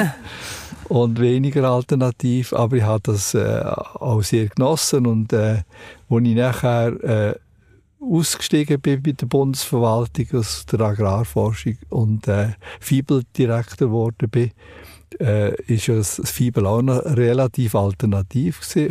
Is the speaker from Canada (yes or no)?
no; Wolfwil, Solothurn, Switzerland; dort, wo ich aufgewachsen bin, in Wolfwil